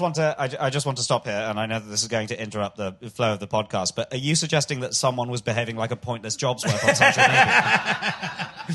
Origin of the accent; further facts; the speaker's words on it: London, United Kingdom; I'm a Londoner, Billingsgate